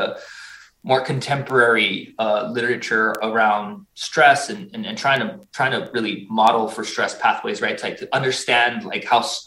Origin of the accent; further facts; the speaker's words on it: Tucson, Arizona, United States; also born or lived in Mexico; now in Massachusetts, United States; I was originally born in Mexico. I grew up in Southern Arizona, in Tucson, Arizona